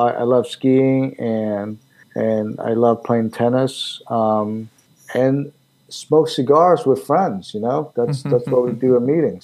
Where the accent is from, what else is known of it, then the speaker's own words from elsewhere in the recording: Taiwan; now in Pittsburgh, United States; I was born in Taiwan.